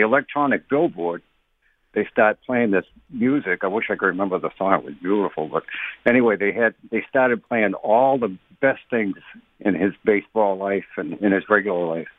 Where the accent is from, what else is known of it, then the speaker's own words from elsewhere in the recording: New England, United States; I'm from New England